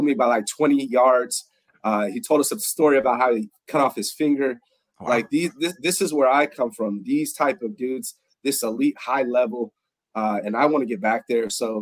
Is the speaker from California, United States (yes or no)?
yes; Bay Area, California, United States; I was born in 79 in the Bay Area